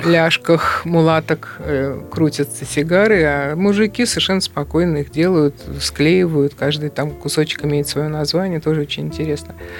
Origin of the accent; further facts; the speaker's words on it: Russia; я из России